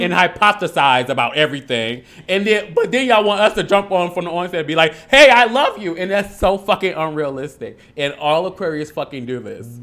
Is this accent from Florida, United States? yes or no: no; Harvey, Illinois, United States; also born or lived in Logan Square, Chicago; I'm from Harvey, but I, then I moved